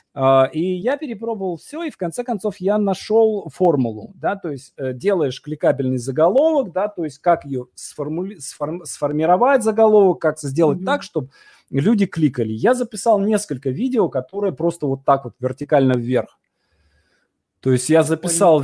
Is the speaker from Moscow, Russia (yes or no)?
no; Vologda, Vologda Oblast, Russia; я из Вологды